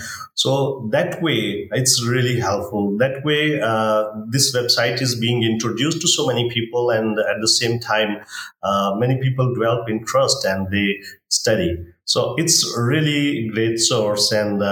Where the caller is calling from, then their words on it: Punjab, Pakistan; first language Punjabi; English is a second language; We have local languages, like I am in Punjab, and my mother tongue is Punjabi language.